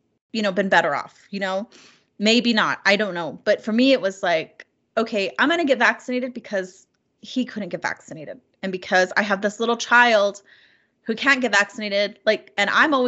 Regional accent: New Mexico, United States; Yes, I'm Navajo, or Diné, as we're called now. I'm Navajo. I'm originally from New Mexico.

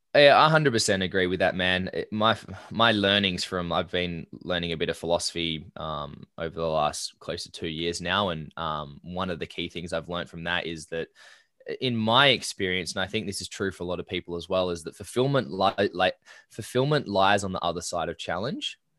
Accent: Perth Hills, Western Australia, Australia; I grew up in the Perth Hills.

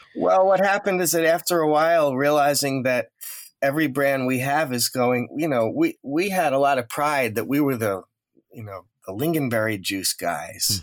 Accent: Woodmere, New York, United States; also born or lived in Far Rockaway, Queens, New York; I grew up in a town called Woodmere, which is just over the border in Nassau County, Long Island

